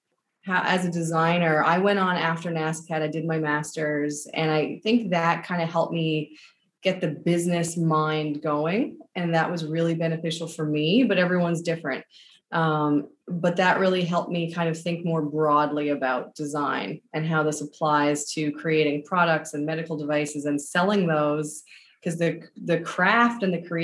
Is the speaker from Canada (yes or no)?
yes; Newfoundland and Labrador, Canada; moved away as an adult; But I left Newfoundland when I was 19